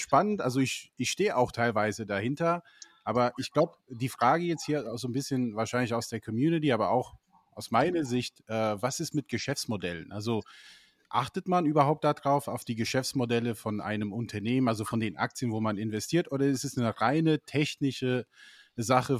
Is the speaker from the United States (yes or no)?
yes; United States; moved away; ich bin ja selber in den USA groß geworden